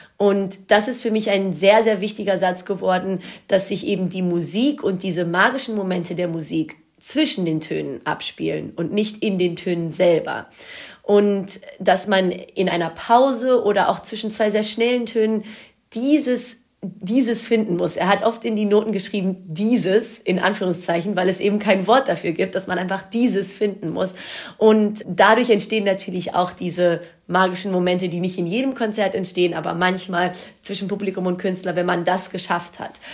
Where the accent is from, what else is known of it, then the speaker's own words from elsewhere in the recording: Wuppertal, North Rhine-Westphalia, Germany; first language Greek; Ich bin in Deutschland geboren und aufgewachsen